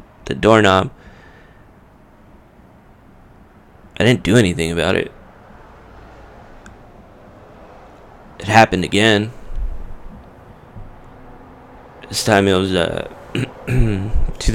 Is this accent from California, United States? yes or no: yes; Whittier, California, United States; a pizza place in Uptown Whittier, in my hometown